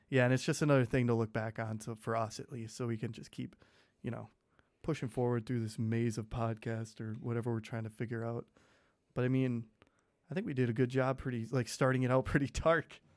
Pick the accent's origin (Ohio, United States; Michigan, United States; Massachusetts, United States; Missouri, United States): Michigan, United States; born or raised there; now in Oshkosh, United States